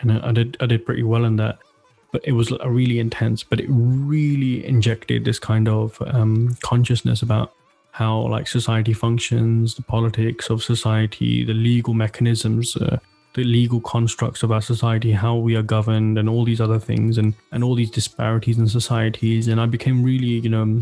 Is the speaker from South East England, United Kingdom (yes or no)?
yes; Slough, South East England, United Kingdom; moved away as an adult; now in Denmark; I'm born and raised in Slough